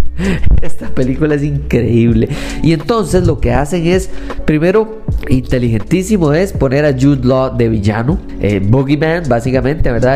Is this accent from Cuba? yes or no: no; Costa Rica; soy tico